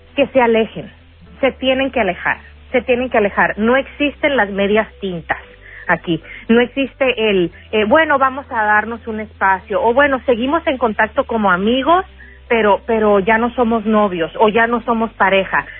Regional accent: Sonora, Mexico; accent: sonorense; now in Chicago, United States; Como decimos en Sonora, yo soy sonorense

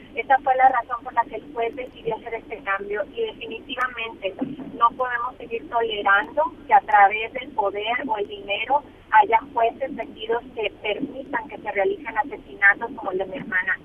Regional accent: Monterrey, Nuevo León, Mexico; nosotros somos de Monterrey

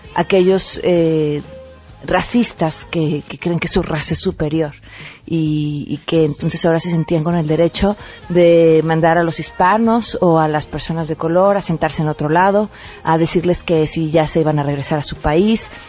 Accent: Mexico; como mexicanos

